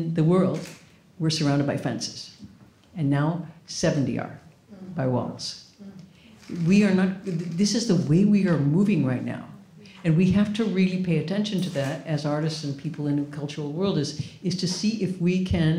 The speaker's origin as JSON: {"language": "English", "town": "New York City", "region": "New York", "country": "United States", "said": "what are some of the big issues that I can do something about as a New Yorker and as an artist?"}